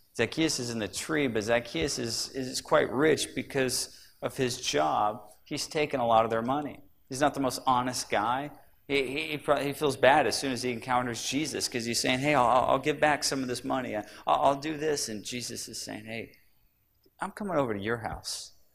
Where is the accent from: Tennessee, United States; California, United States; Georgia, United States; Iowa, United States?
California, United States; Sacramento; I grew up in Sacramento